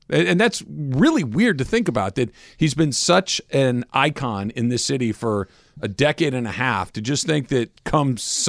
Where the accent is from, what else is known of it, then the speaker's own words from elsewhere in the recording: Los Angeles, California, United States; from Los Angeles.